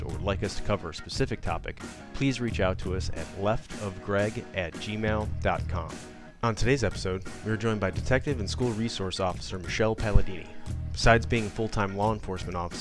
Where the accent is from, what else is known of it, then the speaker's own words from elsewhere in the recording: Chicago, Illinois, United States; I grew up in Chicago